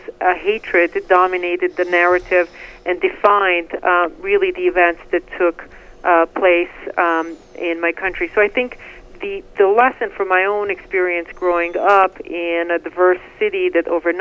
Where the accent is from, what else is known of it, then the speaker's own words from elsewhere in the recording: Bihac, Federation of Bosnia and Herzegovina, Bosnia & Herzegovina; moved away as an adult; now in United States; My hometown of Bihac was a diverse city, and I was a teen